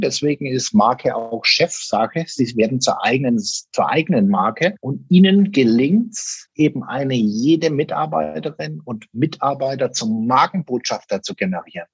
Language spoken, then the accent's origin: German; Germany; das war bei uns in Deutschland